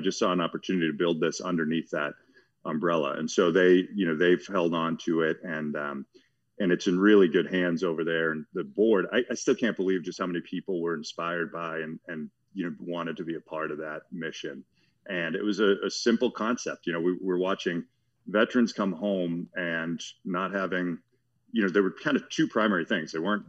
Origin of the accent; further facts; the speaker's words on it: Watertown, Massachusetts, United States; I am a plumber from Watertown, Massachusetts. I did not know we had a plumbing museum.